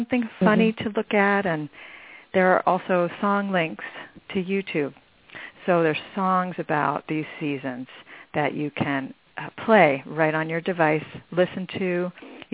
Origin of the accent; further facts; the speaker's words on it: Michigan, United States; now in Arizona, United States; I grew up in Michigan, where they have four seasons